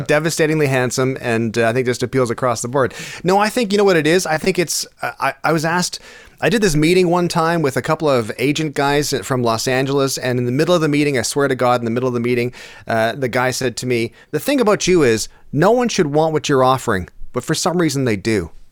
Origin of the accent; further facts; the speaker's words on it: Stratford, Ontario, Canada; growing up in Stratford because Stratford's only thirty six thousand people now